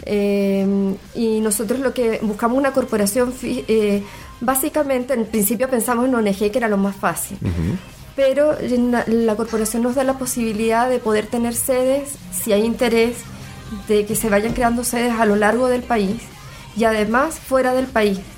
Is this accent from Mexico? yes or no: no; Chile; moved away; also born or lived in Venezuela; somos chilenos y en el año 75 nos tocó migrar a Venezuela, estuvimos hasta el año 91